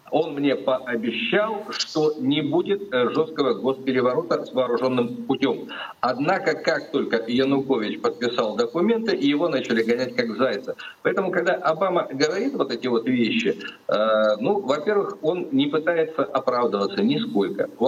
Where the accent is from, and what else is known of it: Crimea, Ukraine